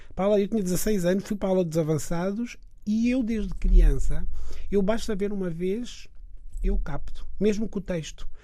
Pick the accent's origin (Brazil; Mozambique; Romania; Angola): Mozambique; Niassa; now in Portugal; onde eu nasci no Niassa